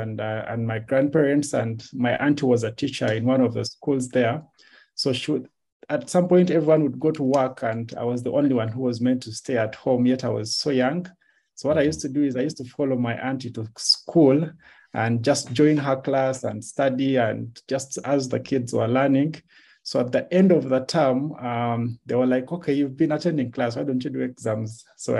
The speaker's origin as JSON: {"language": "English", "town": "Jinja", "region": "Eastern Region", "country": "Uganda", "tie": "born there", "said": "However, I was born in Jinja because my mom and dad met in Jinja."}